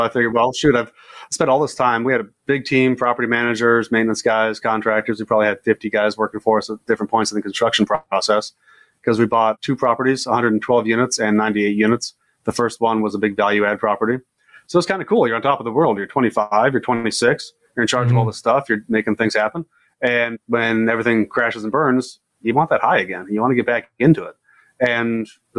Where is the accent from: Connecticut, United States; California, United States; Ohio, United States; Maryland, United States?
California, United States; San Diego; I was growing up in San Diego